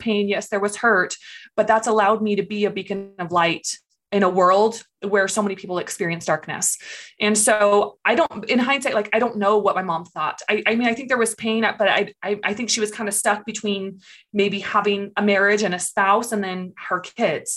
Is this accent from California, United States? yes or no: yes; California, United States; moved away as an adult; I grew up in California. I lived there for about 23 years